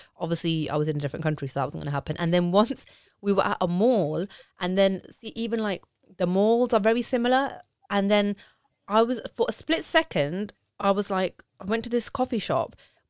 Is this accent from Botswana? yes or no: no; Punjab, India; you know, I'm Punjabi Indian like you, and it was a big deal for me to get married to my husband